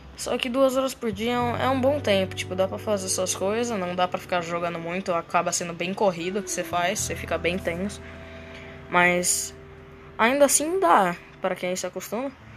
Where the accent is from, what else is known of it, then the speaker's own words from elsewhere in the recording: Presidente Venceslau, São Paulo, Brazil; now in Londrina, Brazil; Eu morava numa cidadezinha pequenininha, Venceslau, e agora eu vim aqui para Londrina